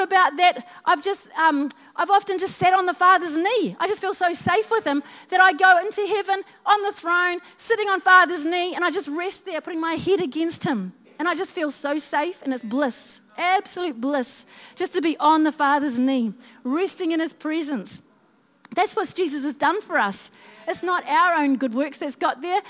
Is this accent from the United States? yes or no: no; Christchurch, Canterbury, New Zealand; I was brought up in Christchurch